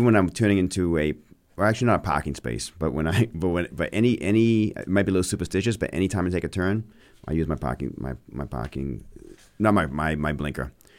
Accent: Maine, United States; now in Bedford, United States; I grew up in Maine

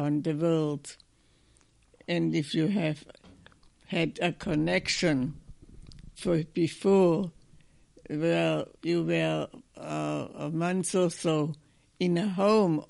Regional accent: Germany; English is a second language; moved away as an adult; also born or lived in Aberdeen, Scotland / England / Detroit, Michigan; now in United States; I was born in Germany in 1930

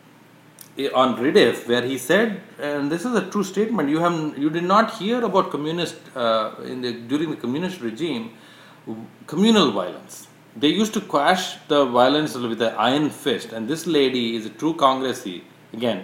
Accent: Hyderabad, Telangana, India; growing up in Hyderabad

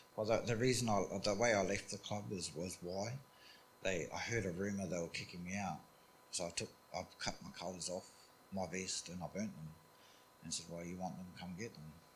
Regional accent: New Zealand; I grew up in New Zealand. Um, we, we, grew up on farms in New Zealand.

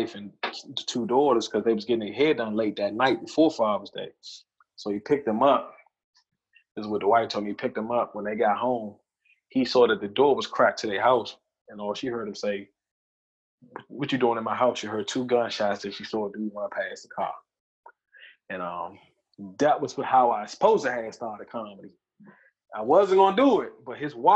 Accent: Seat Pleasant, Maryland, United States; I'm from C Pleasant

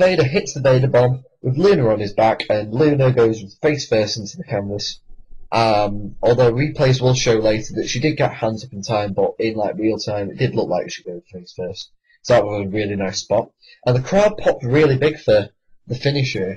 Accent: United Kingdom; I am British

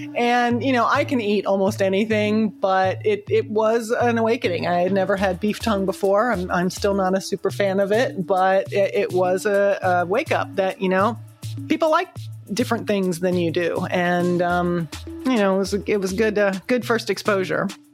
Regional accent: United States; moved away as an adult; also born or lived in Sambava, Madagascar; I'm, I'm here from the United States

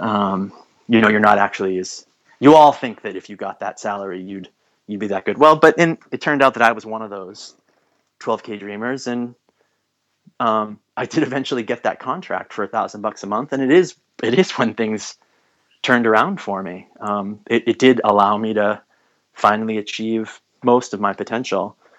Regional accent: United States; also born or lived in New England; as an American

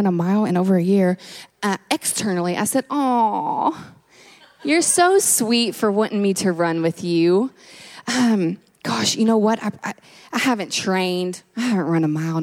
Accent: Kentucky, United States; moved away; I'm originally from Kentucky

